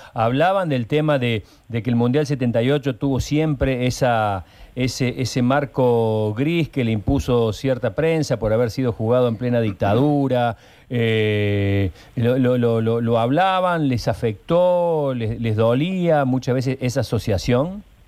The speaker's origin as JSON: {"language": "Spanish", "region": "Córdoba", "country": "Argentina", "said": "somos todos de Alta Córdoba, somos todos hinchas de instituto"}